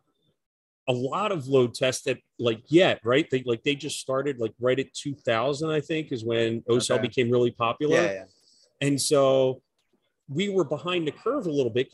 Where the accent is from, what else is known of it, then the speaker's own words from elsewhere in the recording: Philadelphia, Pennsylvania, United States; moved away as an adult; also born or lived in Washington, District of Columbia, United States; now in Las Vegas, United States; I'm originally from Philadelphia